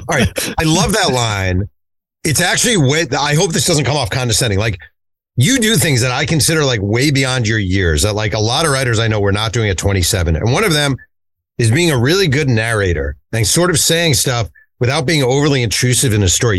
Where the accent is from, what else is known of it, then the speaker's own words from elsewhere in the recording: New York, United States; I am from New York